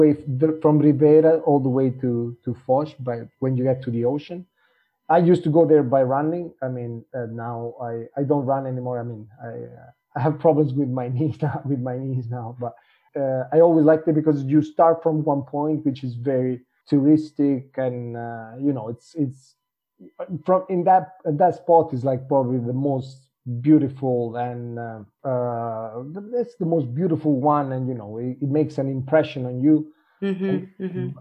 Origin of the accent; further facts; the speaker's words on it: Italy; also born or lived in England / Germany; now in Porto, Portugal; I'm from Italy. I'm not actually Portuguese, but I've been in Porto for 4 years now